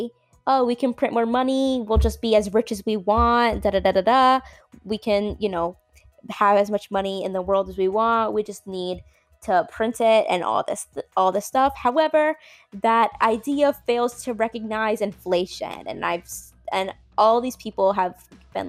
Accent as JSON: {"language": "English", "region": "Florida", "country": "United States", "said": "I'm from Florida"}